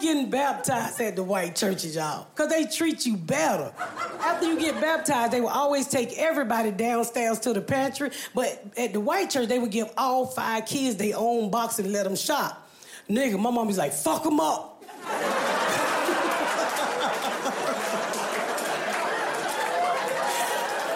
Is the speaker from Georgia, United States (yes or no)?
yes; Atlanta, Georgia, United States; I grew up here in Atlanta